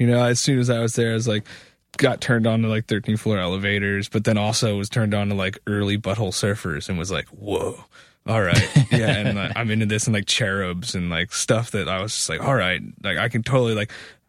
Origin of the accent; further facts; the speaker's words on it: Philadelphia, Pennsylvania, United States; growing up in Philly, I mean, I went to high school